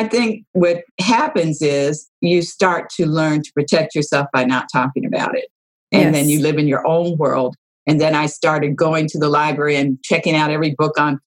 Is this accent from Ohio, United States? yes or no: no; Los Angeles, California, United States; I grew up in Los Angeles in California